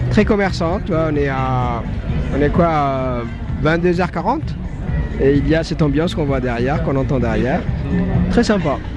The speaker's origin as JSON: {"language": "French", "country": "Djibouti", "said": "moi, je viens d'un pays d'Afrique de, de, l'Est de l'Afrique, Djibouti."}